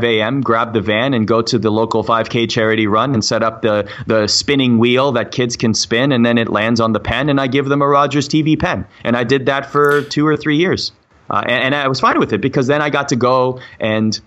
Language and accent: English; Toronto, Ontario, Canada; I grew up in Toronto.